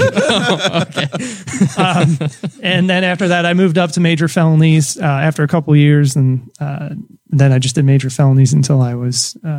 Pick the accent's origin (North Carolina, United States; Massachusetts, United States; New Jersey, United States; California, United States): New Jersey, United States; I grew up in New Jersey.